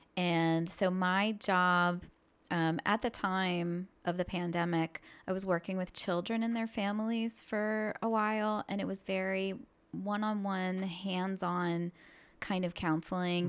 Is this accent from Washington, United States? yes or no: no; Annville, Pennsylvania, United States; I grew up in this area. I grew up in Anvil